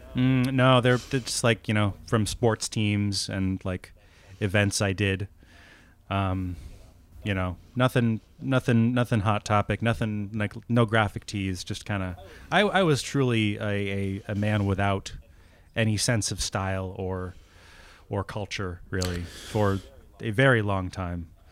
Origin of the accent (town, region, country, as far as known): New England, United States; born or raised there; moved away as an adult